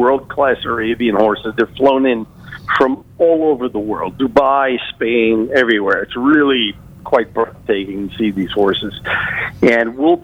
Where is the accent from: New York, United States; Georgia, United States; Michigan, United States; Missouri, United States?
New York, United States; Long Island; now in Florida, United States; I'm from Long Island, New York